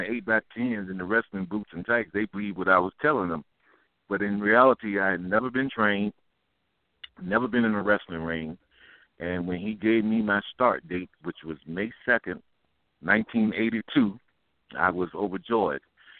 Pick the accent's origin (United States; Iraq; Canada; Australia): United States; Florida; I'm from Florida